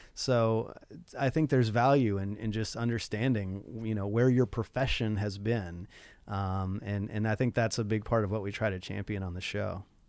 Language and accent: English; Nashville, Tennessee, United States; now in Los Angeles, United States; I grew up, uh, also in Nashville